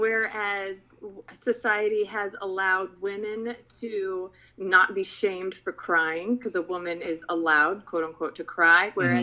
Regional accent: Philippines; I grew up in the Philippines.

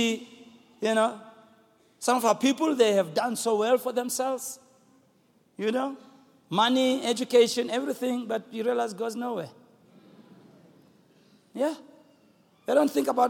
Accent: Soweto, Gauteng, South Africa; growing up in Soweto

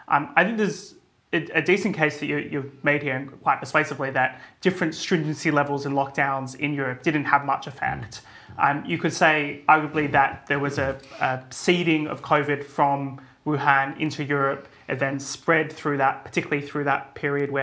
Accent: Australia; moved away; my home country in Australia

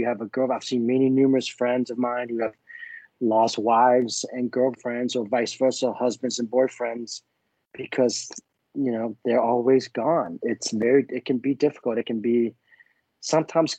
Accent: Vietnam; moved away; I was born in Vietnam

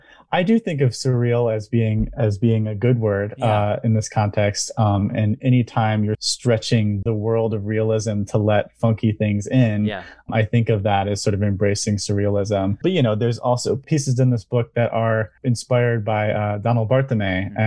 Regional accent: Eastpointe, Michigan, United States; So I am a Michigander. I was born and raised in East Point and went to school right here in Michigan at Saginaw Valley.

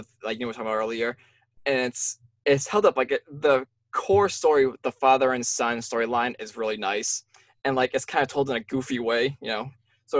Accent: Massachusetts, United States; I am from Massachusetts

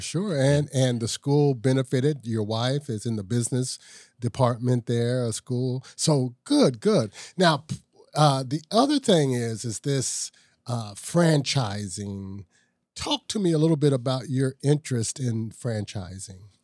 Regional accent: Ohio, United States; I'm from Ohio also

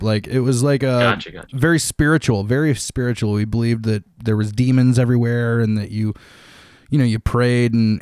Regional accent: Toledo, Ohio, United States; moved away as an adult; now in Columbus, United States; in 2004, I moved from my hometown of Toledo to Columbus.

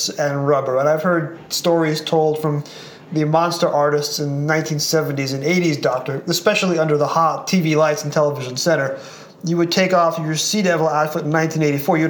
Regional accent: United States; accent: American; I'm going to use my American accent

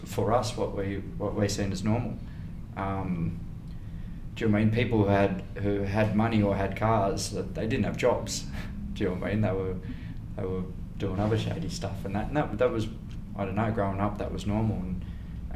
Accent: Ballina, New South Wales, Australia; I grew up in West Ballina.

